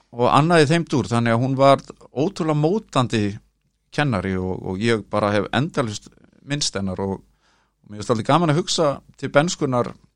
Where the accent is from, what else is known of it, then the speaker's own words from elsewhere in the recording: Kópavogur, Capital Region, Iceland; now in Reykjavík, Iceland; Ég ólst upp hérna á Digrannsveginum